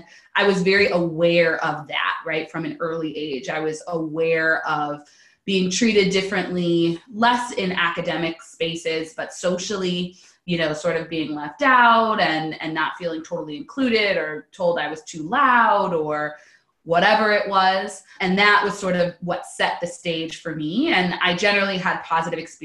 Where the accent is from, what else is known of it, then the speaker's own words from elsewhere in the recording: Pasadena, California, United States; I'm originally from Southern California, Pasadena, California specifically.